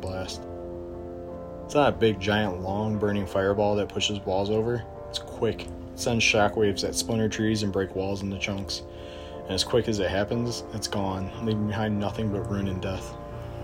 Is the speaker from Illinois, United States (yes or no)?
yes; Chicago, Illinois, United States; I'm from Chicago, Illinois